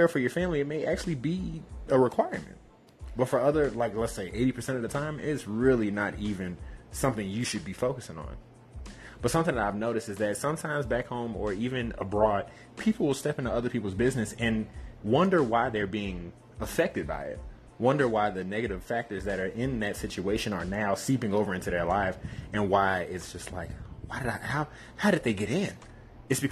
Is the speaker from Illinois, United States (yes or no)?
yes; Chicago, Illinois, United States; growing up in Chicago